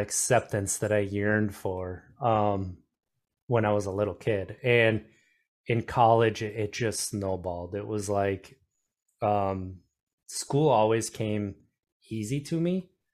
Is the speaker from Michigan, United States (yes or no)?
no; Wisconsin, United States; I grew up in Wisconsin